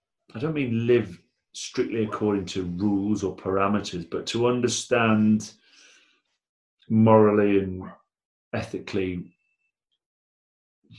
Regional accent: Blackburn, North West England, United Kingdom; I'm from Blackburn

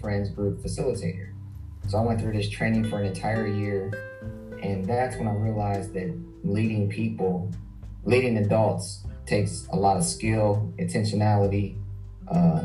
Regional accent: Columbus, Ohio, United States; I'm born and raised in Columbus, Ohio. Spent my whole life here.

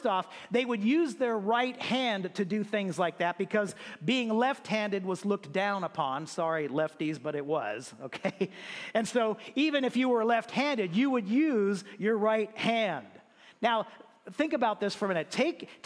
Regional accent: United States; As an American

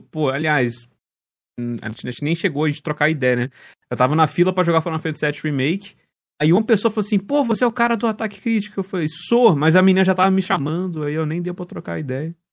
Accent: Juiz de Fora, Minas Gerais, Brazil; Cara, eu sou de Juiz de Fora, é uma cidade aqui no interior de Minas

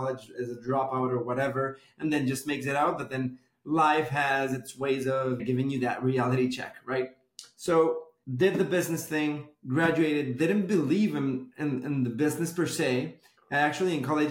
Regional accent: Bogotá, Colombia; moved away as an adult; now in Miami, United States; I was born and raised in Bogota, Colombia

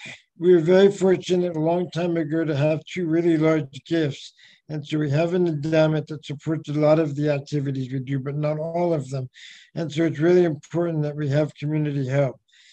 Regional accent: California, United States; also born or lived in Beijing, China / Auckland, New Zealand / Spain; Well, you know, I came from California, but I've lived all over the world. I was in Beijing before that, in Auckland in Spain, and then back to China and California

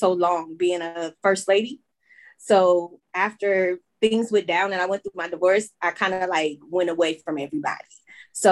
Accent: Chester, Pennsylvania, United States; now in Charlotte, United States; I am originally from Chester, Pennsylvania, right outside of Philadelphia. But I am now residing in Charlotte, North Carolina.

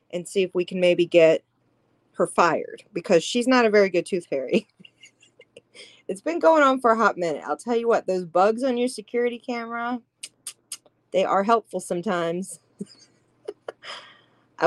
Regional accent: Louisiana, United States; I am from Louisiana

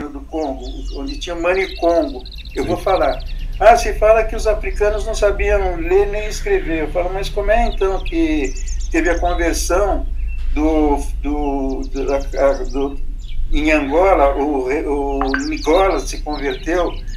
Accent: São Paulo, Brazil; moved away as an adult; now in Sorocaba, Brazil; eu sou da Bela Vista, do Bexiga, em São Paulo

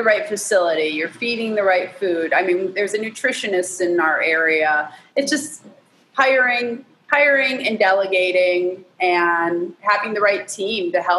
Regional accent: Michigan, United States; now in Georgia, United States; I'm from Michigan though. I used to be right across the border.

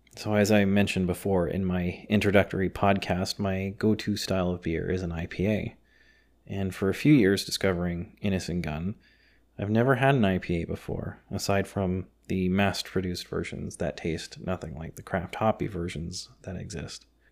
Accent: Canada; I'm of Scottish descent, third generation Canadian

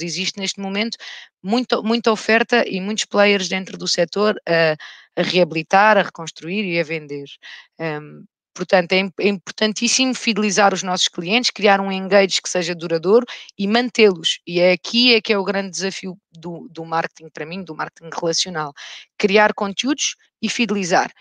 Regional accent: Alentejo, Portugal; also born or lived in Rio de Janeiro, Brazil; now in Lisbon, Portugal; fui criada num meio rural, no Alentejo

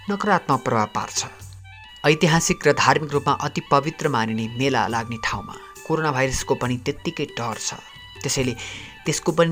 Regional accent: Nepal; मेरो गाउँ नेपालको ग्रामीण क्षेत्रको कुना काप्चामा पर्छ

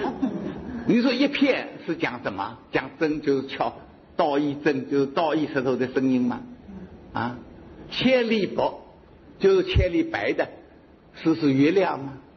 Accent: Hangzhou, Zhejiang, China; 我们杭州人，所以杭州，我是住在杭州最熟悉了

